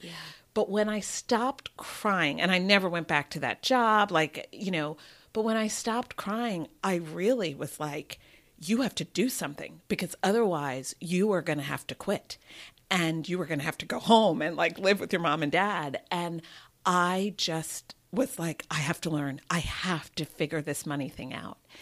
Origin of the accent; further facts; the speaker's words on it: New Jersey, United States; moved away as an adult; also born or lived in New York / Massachusetts / London; now in Los Angeles, United States; I was born in New York, and I grew up in New Jersey